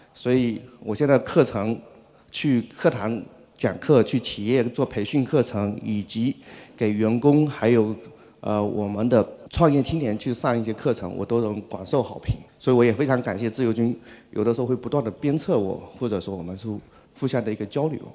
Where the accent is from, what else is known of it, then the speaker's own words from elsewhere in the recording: Fuzhou, Fujian, China; 我来自清新的福建， 有福之州，是自由军的老乡